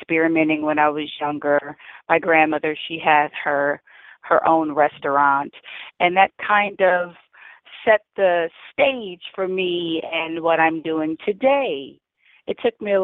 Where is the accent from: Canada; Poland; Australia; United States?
United States; New Iberia, Louisiana; moved away; Yes, I'm from Louisiana. I'm actually from New Iberia, Louisiana